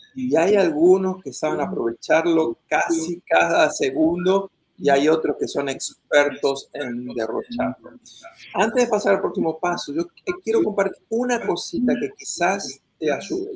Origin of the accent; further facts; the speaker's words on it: Argentina; moved away as an adult; now in United States; en mi país natal, Argentina